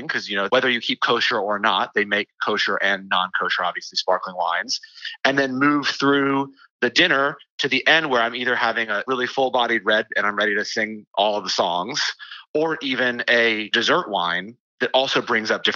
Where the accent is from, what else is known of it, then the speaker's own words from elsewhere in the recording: the South, United States; I grew up in the South